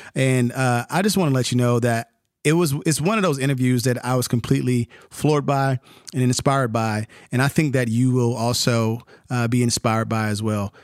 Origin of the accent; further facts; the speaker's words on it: North Carolina, United States; moved away as an adult; now in Atlanta, United States; I'm from North Carolina